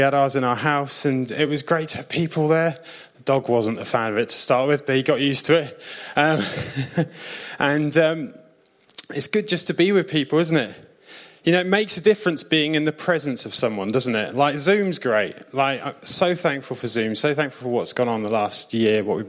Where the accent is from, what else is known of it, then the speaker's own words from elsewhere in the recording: South Coast, near Southampton, South East England, United Kingdom; I'm from the South Coast. I lived near Southampton when I was a kid